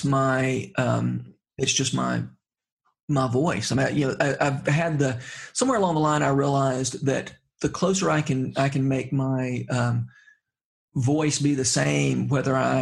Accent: Middle Georgia, United States; growing up in Middle Georgia isn't necessarily an asset

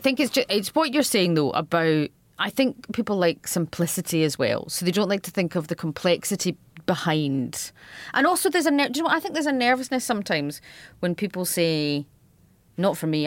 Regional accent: Scotland, United Kingdom; accent: Radio Four Scottish; I can be very Scottish, but I also have a Radio Four Scottish accent

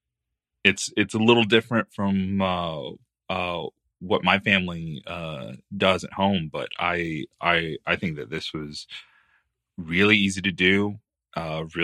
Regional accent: Texas, United States; being from the South and being from Texas

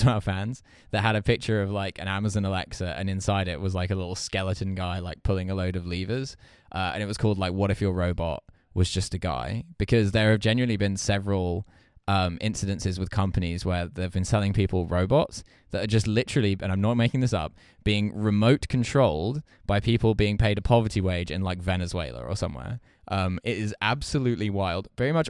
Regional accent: East of England, United Kingdom; I am not posh at all. I come from quite a normal family. I grew up in Essex.

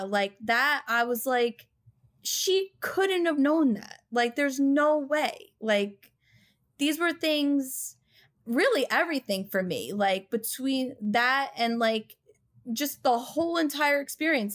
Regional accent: Long Island, New York, United States; I'm from Long Island.

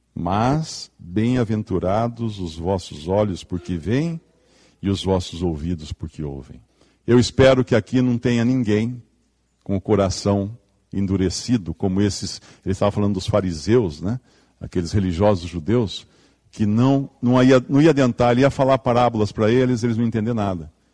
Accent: Limeira, São Paulo, Brazil; Eu venho aqui de Limeira, né, interior de São Paulo, lá a terra é vermelha

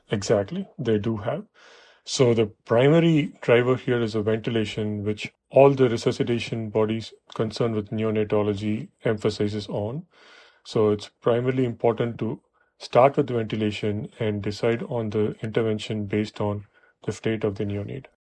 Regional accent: Chennai, Tamil Nadu, India; moved away as an adult; also born or lived in Buffalo, New York, United States; now in New York, United States; I was born and raised in Chennai

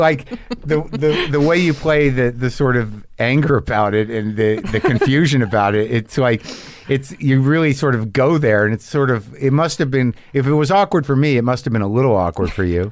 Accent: Southwest, United States; moved away; also born or lived in Boston; I grew up in the Southwest

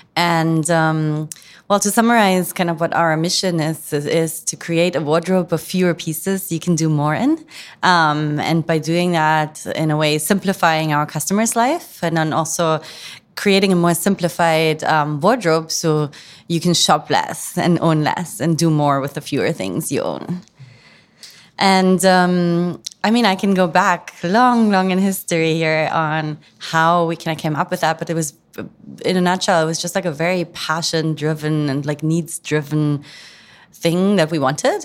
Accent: near Frankfurt, Hesse, Germany; moved away; also born or lived in London / San Francisco; I grew up in, um, Frankfurt, well, I say in Frankfurt, but it's actually a town outside Frankfurt in Germany

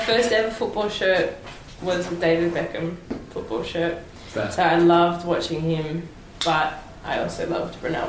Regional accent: Victoria, Australia; I grew up in Victoria

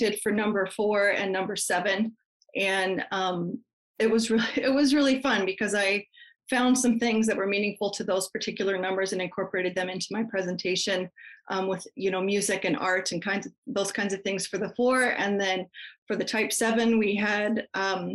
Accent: Colorado, United States; moved away as an adult; also born or lived in Canada; I grew up in Colorado, and when I turned 18, I moved to Canada.

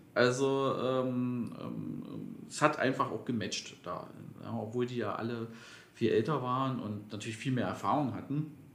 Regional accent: Magdeburg, Saxony-Anhalt, Germany; moved away as an adult; now in Berlin, Germany; ich komme ja ursprünglich aus Magdeburg.

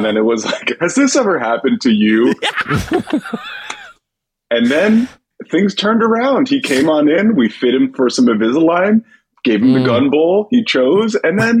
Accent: Manhattan, New York, United States; And that's not me. I'm from Manhattan. Right. I'm not a right-wing lunatic.

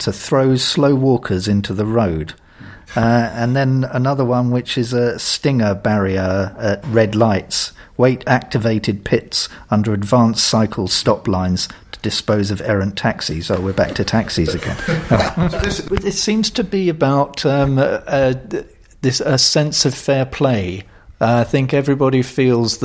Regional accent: London, United Kingdom; as a Londoner

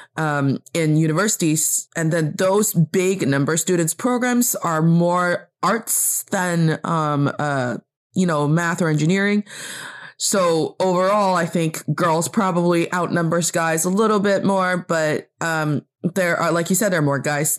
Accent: China; also born or lived in Beijing, China; I am from China, and I'm talking to you from Beijing, China

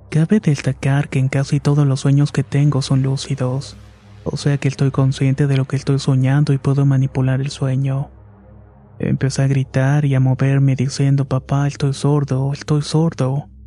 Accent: Veracruz, Mexico; Somos originarias de Veracruz, de un pueblo a solamente una hora de Catemaco.

